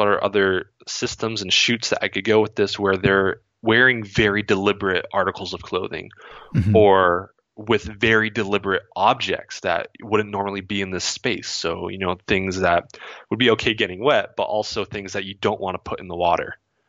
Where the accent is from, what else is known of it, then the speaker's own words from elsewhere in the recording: Vermont, United States; also born or lived in California / Ohio; So growing up in Vermont, that was my early childhood, and we had a house back there that, because we always thought we would move back fairly soon, we rented it out.